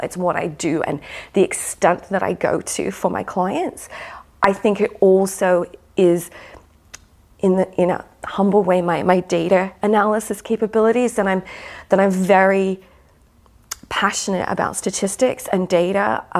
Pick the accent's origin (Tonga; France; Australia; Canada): Australia; born there; accent: American; also born or lived in United States; I'm Australian, so, birth.